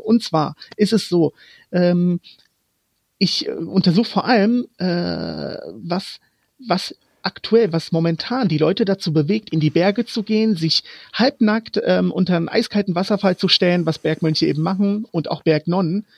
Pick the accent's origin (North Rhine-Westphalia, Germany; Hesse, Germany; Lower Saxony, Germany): Hesse, Germany; Frankfurt; first language Romani; German is a second language; moved away as an adult; also born or lived in Croatia; now in Kyoto, Japan; als ich vor fünf Jahren von meiner Heimat äh, Frankfurt nach Kyoto gezogen bin